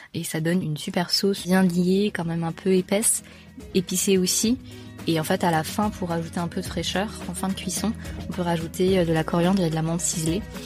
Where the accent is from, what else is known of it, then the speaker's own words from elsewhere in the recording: France; je suis française de culture tamoule, donc mes parents viennent de l'état du Tamil Nadu, et ils sont arrivés donc il y a plus de 30 ans, et euh, moi je suis née ici